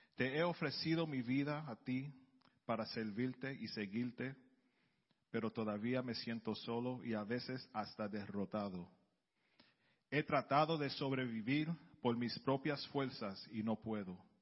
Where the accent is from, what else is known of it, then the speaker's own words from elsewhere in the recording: New York City, New York, United States; yo soy del Bronx